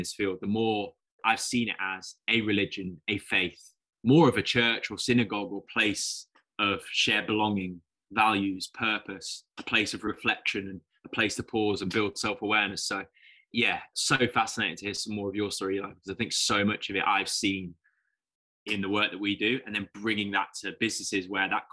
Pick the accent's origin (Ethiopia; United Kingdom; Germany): United Kingdom; the Midlands, England; I'm coming from the Midlands in the UK, in England